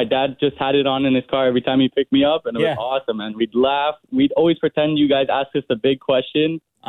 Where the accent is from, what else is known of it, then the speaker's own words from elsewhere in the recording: Toronto, Ontario, Canada; I was born in Scarborough